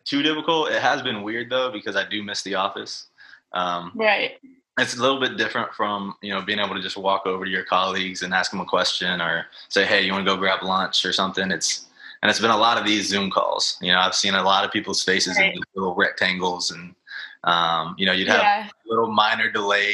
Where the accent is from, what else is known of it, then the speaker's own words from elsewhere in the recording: Texas, United States; now in Richmond, United States; I'm from Texas originally